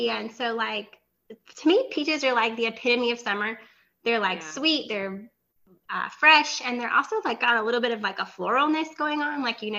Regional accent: the South, Southern United States, United States; accent: southern drawl; my accent is terrible. I still got my southern drawl when I'm trying to speak German.

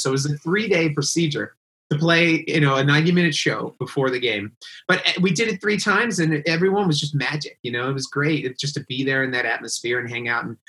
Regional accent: Silver Spring, Maryland, United States; I grew up obviously in Silver Spring, Maryland, where I live now

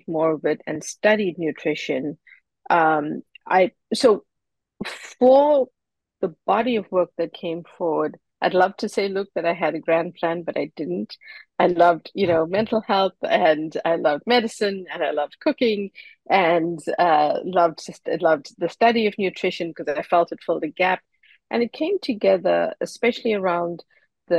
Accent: Durban, KwaZulu-Natal, South Africa; moved away as an adult; now in Boston, United States; I grew up in Durban, South Africa, and moved to Boston to study

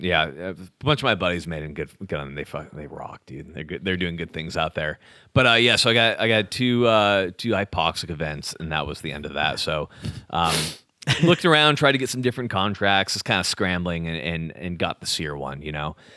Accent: California, United States; moved away as an adult; also born or lived in Utah; I grew up in California, surfing, all that kind of stuff

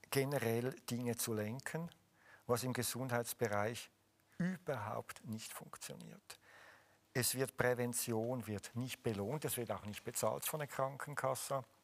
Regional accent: Switzerland; aber als {S1} Schweizer muss ich Käse essen.

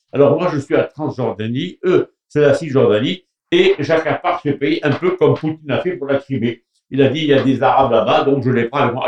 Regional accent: Morocco; moved away; je viens du Maroc

